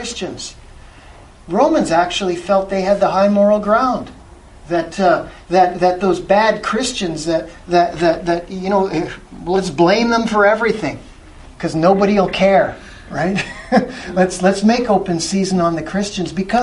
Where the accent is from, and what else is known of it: Canada